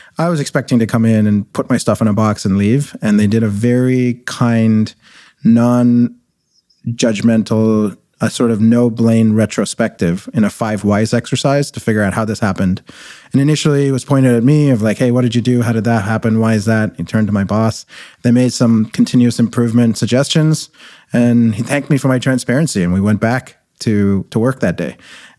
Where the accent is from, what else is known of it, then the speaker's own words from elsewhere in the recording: Kuwait; moved away as an adult; also born or lived in India; now in Canada; I was born in India. I grew up in the Middle East. My family were actually refugees in Desert Storm, and then when we lived in Kuwait. And then I came to Canada as an international student